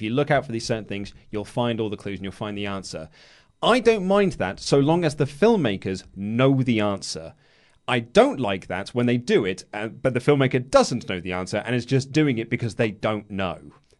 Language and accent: English; United Kingdom; Lego, please. We're British.